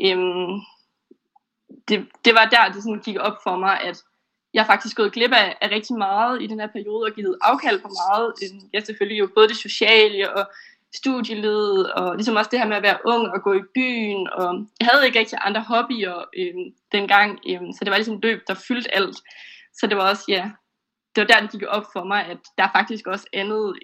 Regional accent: Esbjerg, Southern Denmark, Denmark; now in Aarhus, Denmark; Øhm, og min familie hjemme i Esbjerg, som jeg var flyttet fra.

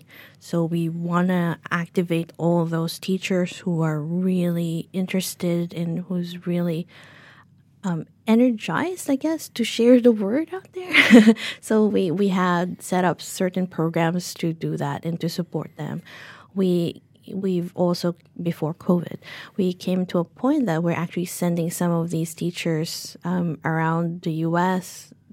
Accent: New Zealand; tell everyone that we're from New Zealand. We bring in some Whitaker's chocolate

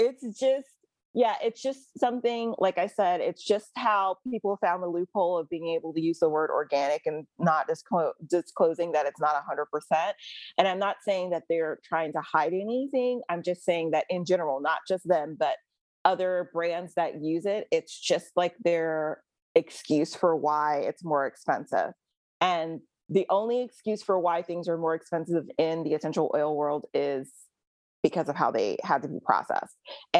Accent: Jamaica; from being a Jamaican girl growing up in a household full of plants and herbs

